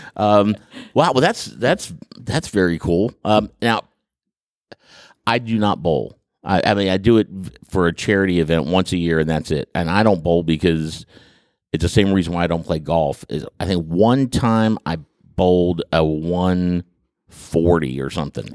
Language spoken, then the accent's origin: English; Huntington, West Virginia, United States; I grew up in the Huntington area